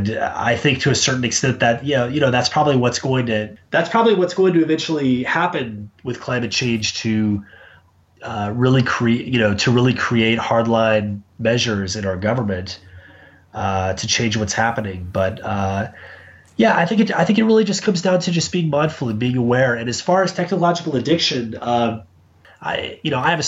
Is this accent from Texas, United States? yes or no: yes; Dallas, Texas, United States; moved away as an adult; also born or lived in New York / Savannah, Georgia; now in Chicago, United States; I live in Chicago. I grew up in Dallas